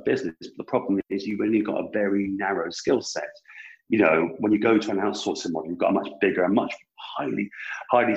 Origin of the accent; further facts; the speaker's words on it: United Kingdom; I'm British